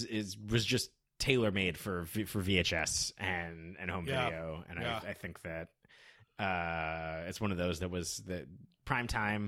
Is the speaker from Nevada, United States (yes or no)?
yes; Las Vegas, Nevada, United States; growing up in Las Vegas, where we were walking around in the desert all the time.